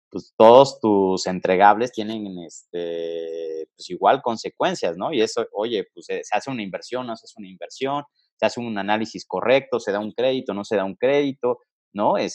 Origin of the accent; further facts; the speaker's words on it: Mexico City, Mexico; born there; Pues mira, fíjate que soy un chavo ya no tan chavo, nacido aquí en la Ciudad de México, ¿no? Este, ya con 33 años de, edad, nacido por ahí del 87.